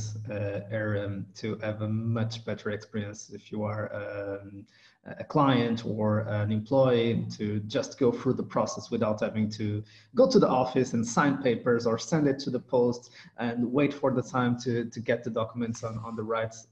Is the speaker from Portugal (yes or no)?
yes; Portugal; first language Portuguese; English is a second language; I'm Portuguese, so I speak a little bit of Portuguese. It's my native language.